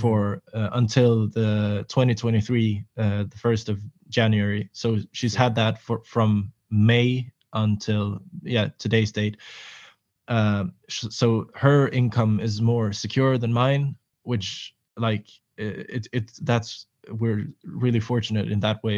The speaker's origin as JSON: {"language": "English", "town": "Nyköping", "region": "Södermanland", "country": "Sweden", "tie": "born or raised there", "also_born_or_lived": "Reykjavik, Iceland / Kalmar, Sweden / Malmö, Sweden", "moved": "as an adult", "said": "I moved back to Sweden, uh, to my hometown, Nyköping"}